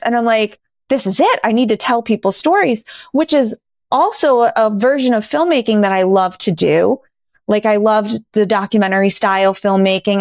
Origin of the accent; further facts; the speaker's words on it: Scranton, Pennsylvania, United States; moved away as an adult; now in Los Angeles, United States; my hometown of dear old Scranton, Pennsylvania